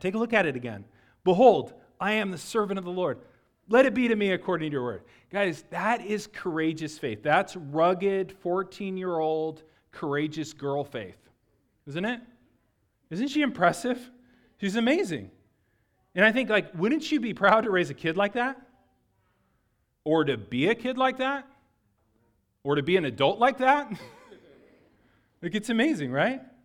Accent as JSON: {"language": "English", "town": "Lakeside", "region": "California", "country": "United States", "tie": "born or raised there", "said": "I'm from Lakeside, California, okay? So Lakeside's in East County of San Diego"}